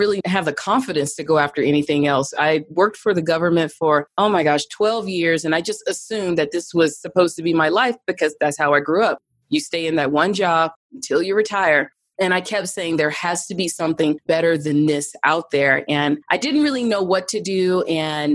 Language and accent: English; Birmingham, Alabama, United States; moved away as an adult; also born or lived in Atlanta, Georgia; now in Denver, United States; I grew up in Birmingham, Alabama, just a regular middle-class girl